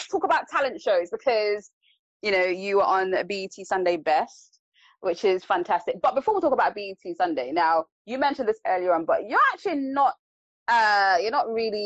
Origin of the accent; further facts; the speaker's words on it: Nigeria; I'm Nigerian